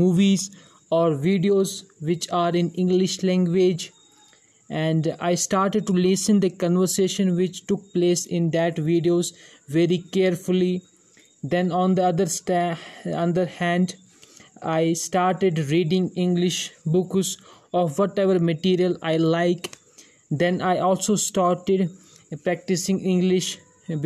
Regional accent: India; English is a second language; from India

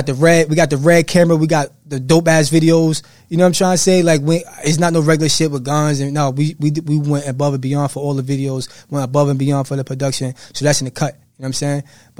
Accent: Jersey City, New Jersey, United States; I'm from New Jersey.

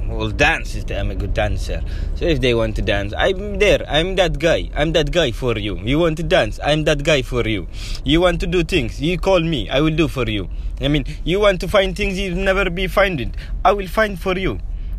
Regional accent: Eritrea; Did I tell you I'm from Eritrea? Yeah, Eritrea is a country in East Africa. East Horn of Africa.

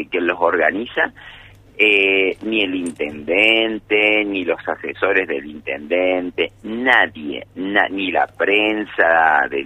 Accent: Villa Carlos Paz, Córdoba, Argentina; Yo nací aquí en Villa Carlos Paz

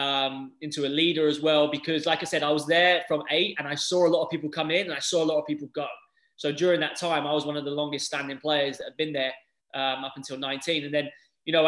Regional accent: England, United Kingdom; moved away as an adult; now in United States; growing up in England

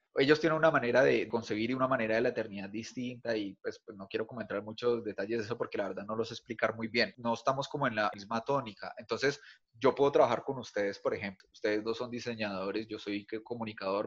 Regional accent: Bogotá, Colombia; now in Cali, Colombia; soy bogotano también, aunque vivo en Cali

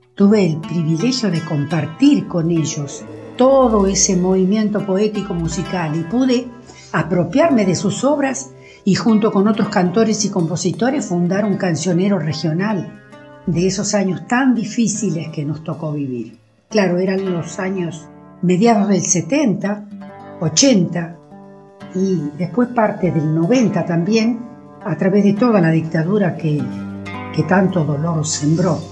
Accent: La Pampa, Argentina; Soy cantora de La Pampa

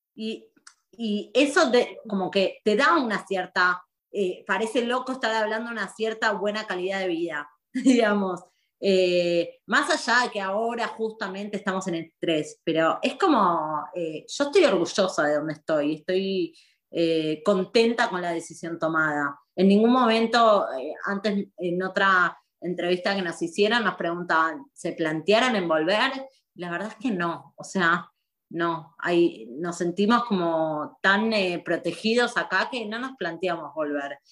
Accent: Argentina; moved away as an adult; also born or lived in Buenos Aires; now in Israel; como argentinos viviendo acá

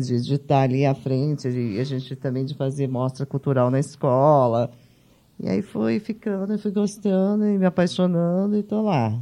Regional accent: São Paulo, Brazil; also born or lived in São José do Egito, Pernambuco; nasci em Pernambuco, uhum. na cidade de São José do Egito, e fiquei órfã muito cedo e vim para São Paulo

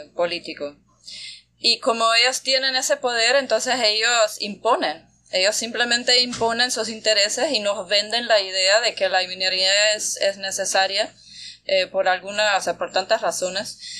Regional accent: Austria; also born or lived in Bayano, Panama; now in Panama; que soy de, Austria, de Europa

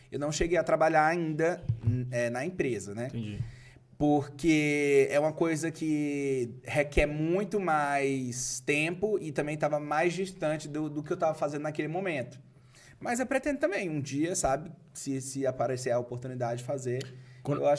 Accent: Maranhão, Brazil; now in São Paulo, Brazil

